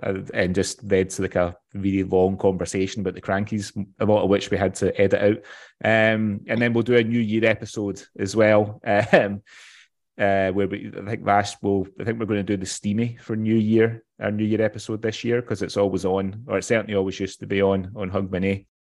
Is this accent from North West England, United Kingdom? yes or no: no; West Coast of Scotland, United Kingdom; I'm from the West Coast, so I'm a bit of a mints and tatties